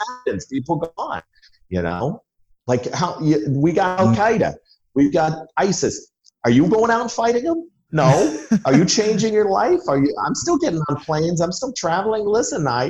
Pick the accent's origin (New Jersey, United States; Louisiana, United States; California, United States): New Jersey, United States; moved away; I'm from Jersey. I haven't lived there in 30 years, but Jersey is something in your DNA